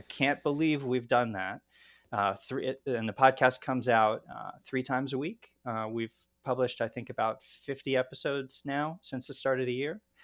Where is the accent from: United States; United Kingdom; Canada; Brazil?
United States; Baltimore, Maryland; where I grew up in Baltimore